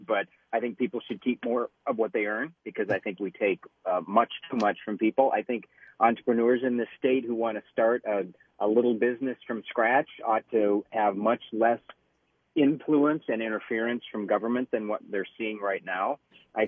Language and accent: English; Detroit Lakes, Minnesota, United States; moved away; I'm actually up in Detroit Lakes. We have been campaigning today, and this is my hometown